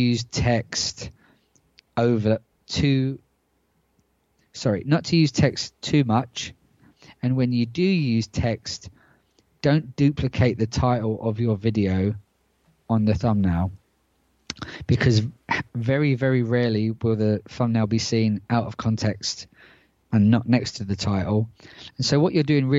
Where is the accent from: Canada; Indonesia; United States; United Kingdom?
United Kingdom; moved away; my home country of the UK